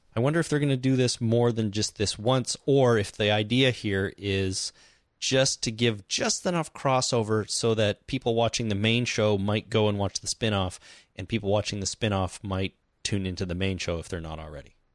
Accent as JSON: {"language": "English", "country": "Canada", "said": "we're Canadian"}